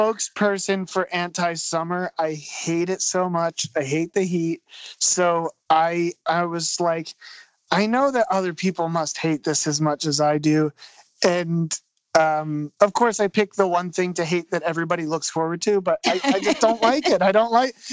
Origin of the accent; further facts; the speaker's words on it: Philadelphia, Pennsylvania, United States; I'm from Philly. I don't know if I mentioned that yet, but I'm from Philadelphia